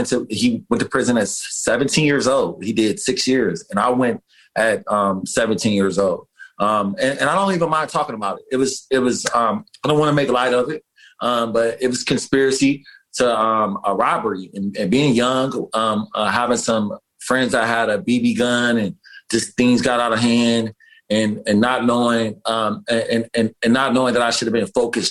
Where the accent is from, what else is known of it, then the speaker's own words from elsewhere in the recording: Detroit, Michigan, United States; now in New York City, United States; Growing up in Detroit, Michigan